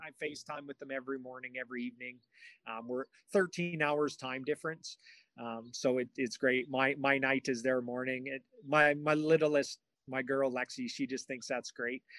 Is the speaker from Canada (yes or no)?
yes; Canada; moved away; I was in in my hometown